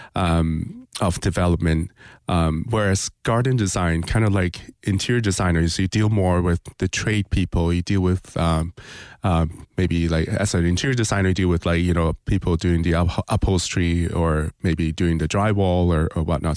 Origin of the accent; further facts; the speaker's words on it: Hong Kong; also born or lived in Toronto, Canada; now in Winter Park, United States; growing up in Hong Kong